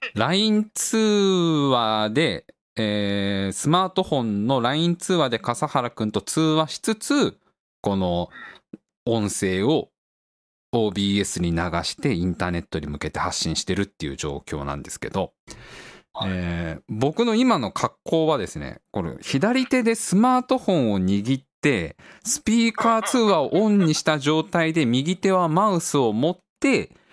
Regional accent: Tokorozawa, Saitama, Japan; うちの実家の方なんか静かだから

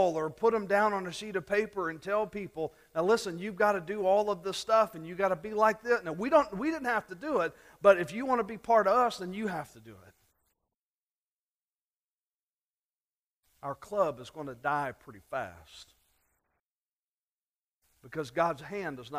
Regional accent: South Louisiana, United States; When I was a kid, growing up in South Louisiana

